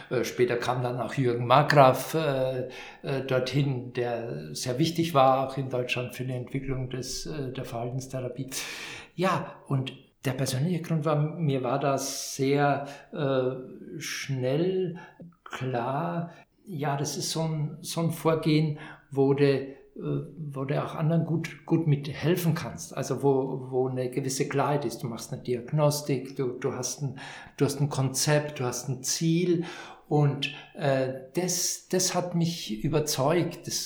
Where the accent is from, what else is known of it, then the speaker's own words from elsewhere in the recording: Vienna, Austria; Jetzt hätte ich fast gesagt, ich bin, ich bin Wiener